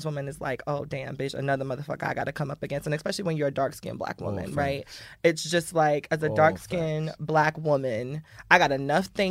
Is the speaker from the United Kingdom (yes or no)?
no; Miami, Florida, United States; I'm from Miami